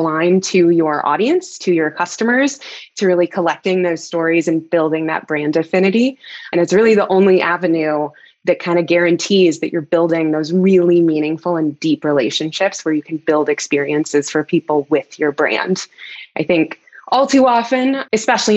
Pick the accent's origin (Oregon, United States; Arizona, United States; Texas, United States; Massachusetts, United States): Texas, United States; moved away as an adult; also born or lived in Dallas; now in Denver, United States; I'm a Texan by birth, spent most of my life in Texas